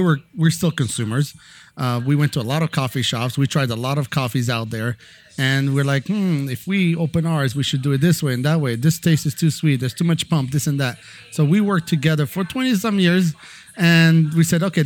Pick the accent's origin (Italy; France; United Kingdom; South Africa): France; moved away; I was born and raised in France